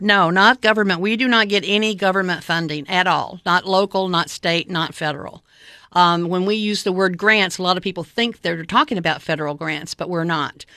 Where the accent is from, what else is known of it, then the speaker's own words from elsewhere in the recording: Cookeville, Tennessee, United States; moved away as an adult; I moved back to, um, my hometown in, uh, the summer of nineteen ninety-nine